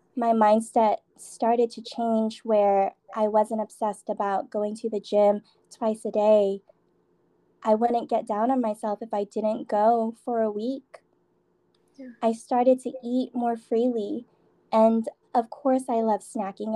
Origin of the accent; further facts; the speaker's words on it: San Diego, California, United States; moved away as an adult; now in Las Vegas, United States; I am from San Diego. Um, I moved to Vegas last year